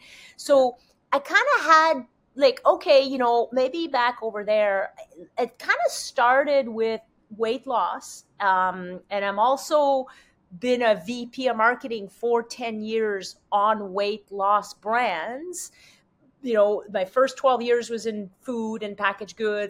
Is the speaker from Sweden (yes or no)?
no; Quebec, Canada; first language French; English is a second language; moved away; I'm French. I barely speak English. I'm from Quebec.